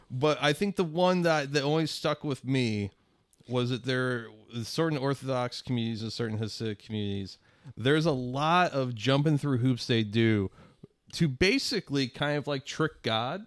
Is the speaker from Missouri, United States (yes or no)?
yes; Spanish Lake, Missouri, United States; the road I grew up on, Spanish Lake